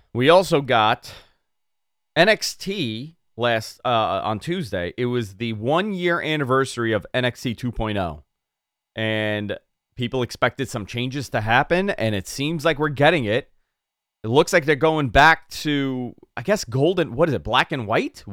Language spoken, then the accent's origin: English; New York, United States; accent: New York; the New York comes out there